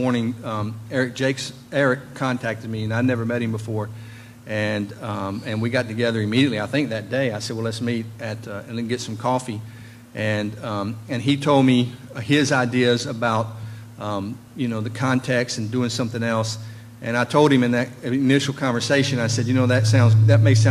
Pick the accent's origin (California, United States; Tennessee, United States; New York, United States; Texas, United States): Tennessee, United States; Nashville; now in Franklin, United States; I've been born and raised in Nashville